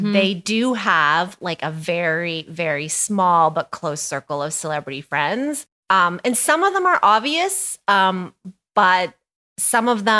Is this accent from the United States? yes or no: no; Canada; also born or lived in Toronto; I am Canadian.